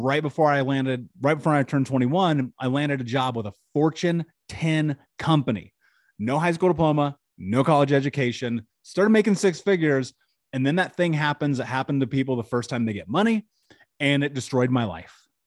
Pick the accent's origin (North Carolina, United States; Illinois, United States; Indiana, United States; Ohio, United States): Indiana, United States; Indianapolis; I grew up in Indianapolis.